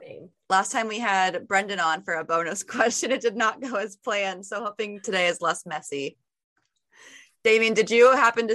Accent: Auburn, Indiana, United States; I am from Auburn, Indiana

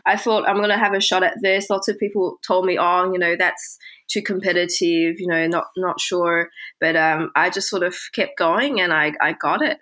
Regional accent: Sydney, New South Wales, Australia; English is a second language; also born or lived in Beijing, China / London, United Kingdom; moving from Beijing to Sydney, uh, which is where I spent the rest of my time during my childhood

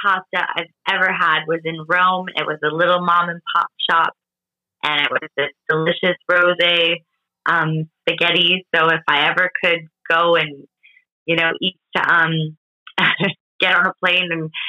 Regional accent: Canada; also born or lived in Portugal (ancestry); I was born in Canada

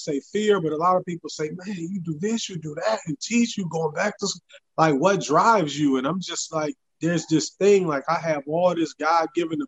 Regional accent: Racine, Wisconsin, United States; moved away as an adult; now in Memphis, United States; I'm originally from Racine, Wisconsin. I ended up in Memphis originally to go to college, and then I loved it, and I ended up making it in my home.

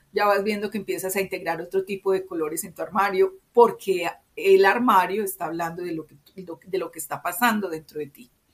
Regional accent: Medellín, Antioquia, Colombia; como yo soy paisa, se espera de mí tal cosa, porque nací en Medellín, soy colombiana

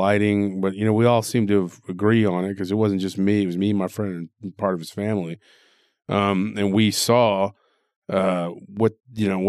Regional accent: Texas, United States; born or raised there

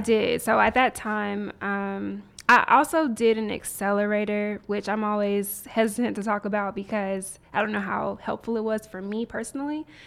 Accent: Nashville, Tennessee, United States; moved away as an adult; also born or lived in Mobile, Alabama / Washington, D.C. / Silicon Valley; now in Atlanta, United States; moved to Nashville, Tennessee, and grew up primarily in Nashville

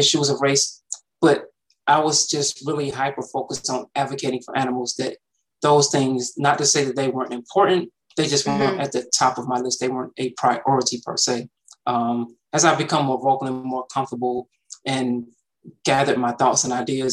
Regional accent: East Point, Georgia, United States; I grew up in the south side of Atlanta. So East Point specifically is close to the airport down here

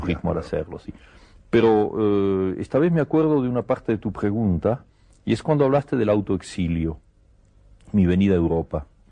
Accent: Argentina; moved away as an adult; also born or lived in Buenos Aires; now in Paris, France; yo estoy muy contento de ser argentino

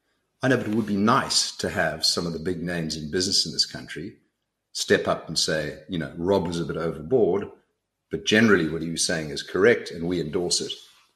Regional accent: South Africa; moved away as an adult; And I am South African. I came back from 31 years overseas. I live in South Africa.

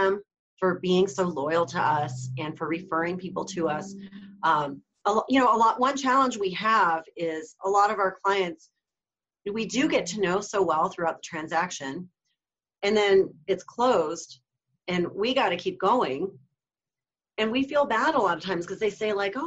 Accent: Florida, United States; I grew up in Florida

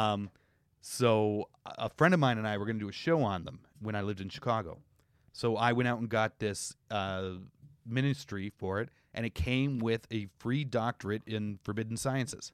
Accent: Canada; as a Canadian

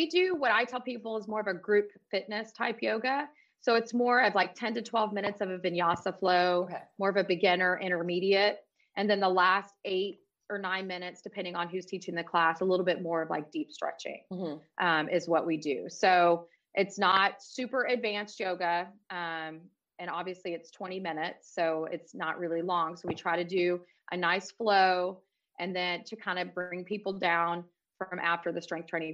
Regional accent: Houston, Texas, United States; now in Dallas, United States; I'm from Houston originally. I moved back to Houston

